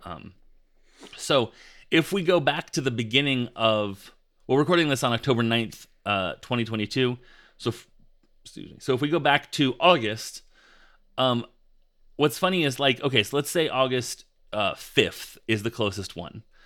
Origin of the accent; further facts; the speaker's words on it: United States; we as American podcasters